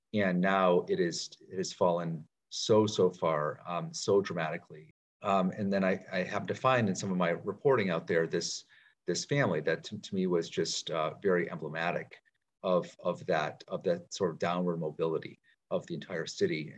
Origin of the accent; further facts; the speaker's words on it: Pittsfield, Massachusetts, United States; also born or lived in Washington, D.C.; now in Baltimore, United States; my hometown of Pittsfield, Mass, small city in Western Mass